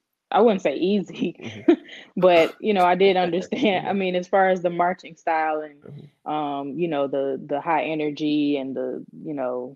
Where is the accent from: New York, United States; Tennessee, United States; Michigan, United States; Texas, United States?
Michigan, United States; Detroit; moved away; I'm from Detroit, Michigan, originally.